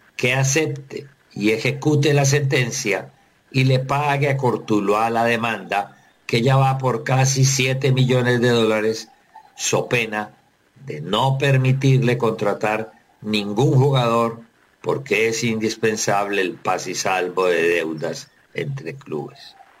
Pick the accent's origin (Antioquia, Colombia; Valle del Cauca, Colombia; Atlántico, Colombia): Valle del Cauca, Colombia; Tuluá; el pequeño equipito de mi tierra